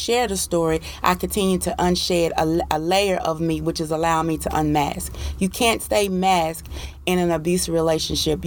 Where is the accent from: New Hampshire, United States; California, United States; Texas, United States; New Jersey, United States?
Texas, United States; Paris; I am from Paris, Texas